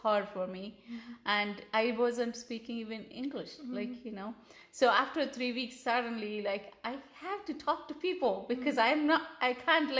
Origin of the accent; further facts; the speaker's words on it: India; first language Telugu; English is a second language; moved away as an adult; also born or lived in New Delhi; now in San Diego, United States; nobody knew my mother tongue. It was Telugu